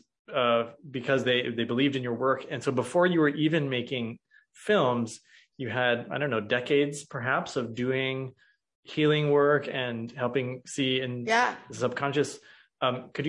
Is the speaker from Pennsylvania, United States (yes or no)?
no; Missouri, United States; I'm from the Show Me State, Missouri.